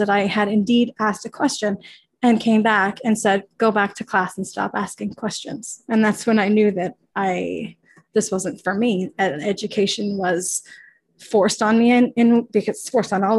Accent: Ottawa, Ontario, Canada; now in Toronto, Canada; I'm from Ottawa, which is actually just like 2 hours from Montreal

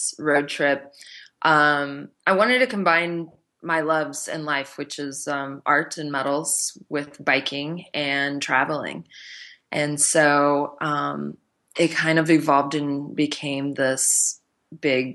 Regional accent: Nebraska, United States; moved away; I'm originally from Nebraska.

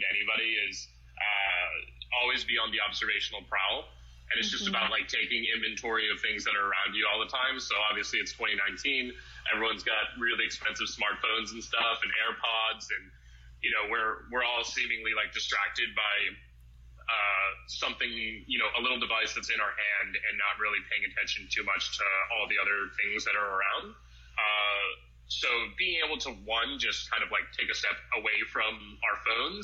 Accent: Boston, Massachusetts, United States; moved away as an adult; now in Los Angeles, United States; I am from Boston. I'm definitely like a foreigner when it comes to living

